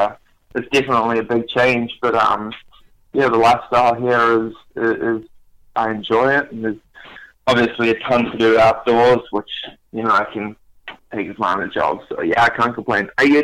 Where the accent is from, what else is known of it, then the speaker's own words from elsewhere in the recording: New Zealand; accent: New Zealand; moved away as an adult; also born or lived in South Africa; now in Maine, United States; No, I'm not from Maine. I'm from originally South Africa, and my accent that you can hear, I'm from New Zealand.